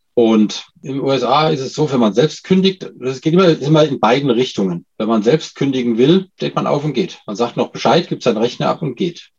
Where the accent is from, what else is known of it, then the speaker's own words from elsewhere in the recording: Germany; als Deutscher